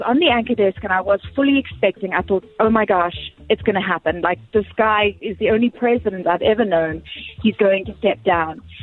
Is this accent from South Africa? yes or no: no; Bulawayo, Zimbabwe; now in Atlanta, United States; born and raised in Zim